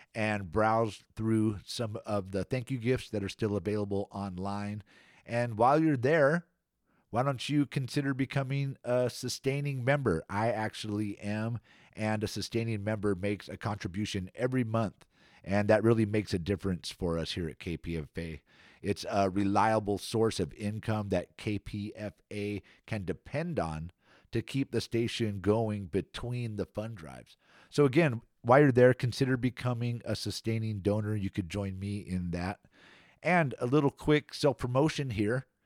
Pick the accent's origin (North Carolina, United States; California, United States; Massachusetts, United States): California, United States; Antioch; Antioch, my hometown